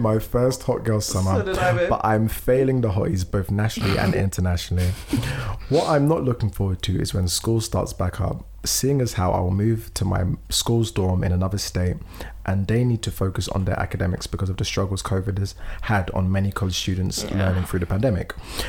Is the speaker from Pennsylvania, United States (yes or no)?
yes; Philadelphia, Pennsylvania, United States; A little bit about me. I'm 19, black, born and raised in Philadelphia, and go by she, they pronouns.